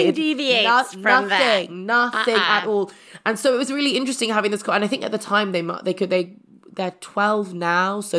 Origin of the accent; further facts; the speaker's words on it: London, United Kingdom; I grew up in South London, but I got a scholarship to a private school.